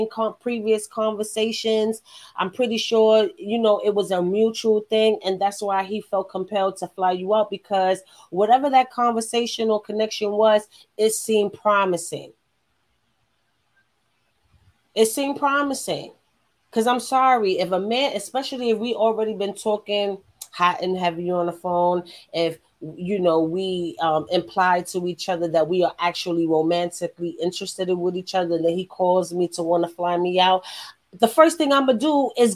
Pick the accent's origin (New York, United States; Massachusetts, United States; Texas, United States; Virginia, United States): New York, United States; New York City; I'm from New York